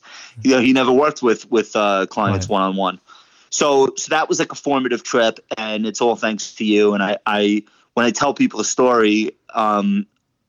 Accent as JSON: {"language": "English", "area": "Long Island", "region": "New York", "country": "United States", "said": "I'm from Long Island."}